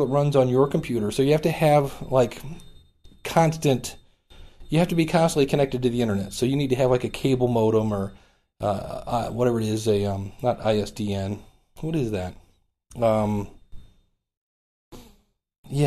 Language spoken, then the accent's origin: English; Cleveland, Ohio, United States; I'm actually from Cleveland, Ohio